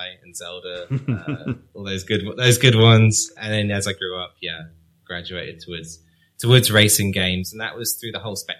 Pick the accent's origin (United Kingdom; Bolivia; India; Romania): United Kingdom; Cambridge, East of England; I was brought up in Cambridge